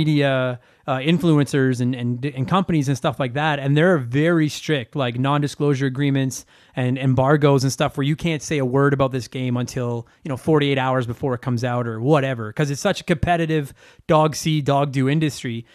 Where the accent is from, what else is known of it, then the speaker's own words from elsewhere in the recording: Calgary, Alberta, Canada; I grew up in Calgary